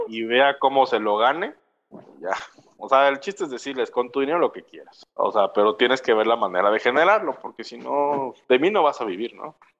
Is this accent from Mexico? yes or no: yes; Mexico; así somos nosotros los mexicanos